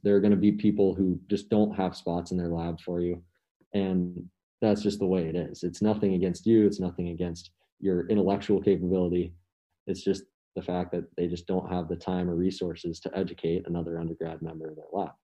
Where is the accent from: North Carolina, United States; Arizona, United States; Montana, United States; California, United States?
Montana, United States; Missoula; I'm a senior from Missoula, Montana